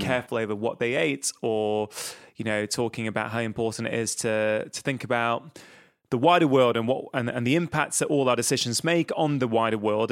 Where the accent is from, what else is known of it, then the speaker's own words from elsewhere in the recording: Manchester, North West England, United Kingdom; I'm from the Northwest, I'm from Manchester, that's where I sort of grown up most of my life